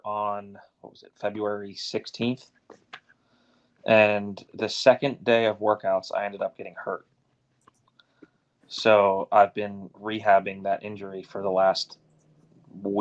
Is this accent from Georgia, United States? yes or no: no; Philadelphia, Pennsylvania, United States; I was raised right in Philly